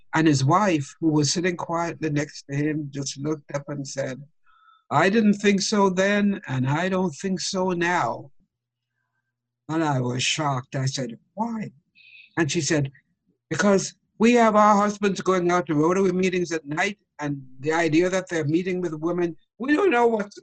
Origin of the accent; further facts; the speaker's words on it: Jamaica; I grew up in Jamaica